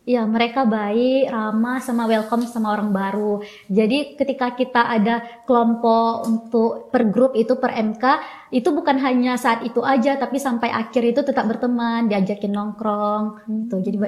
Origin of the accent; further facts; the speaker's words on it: West Aceh, Indonesia; moved away as an adult; also born or lived in Yogyakarta / Kalimantan; aku asalnya dari Aceh Barat